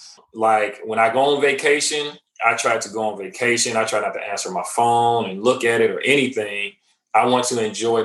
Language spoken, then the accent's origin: English; Cleveland, Ohio, United States; also born or lived in Nashville area, Tennessee; now in Nashville, United States; I'm originally from Cleveland, Ohio. I currently reside in Middle Tennessee, which is the Nashville area